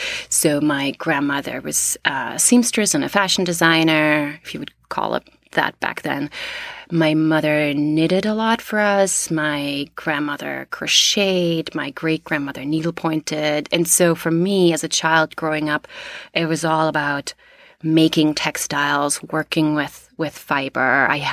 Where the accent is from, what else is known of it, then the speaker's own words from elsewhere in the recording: East Germany, Germany; also born or lived in Canada / United States / Australia; So I'm from East Germany. I lived in Canada. I lived in New York before. I lived in Australia, in India, in England.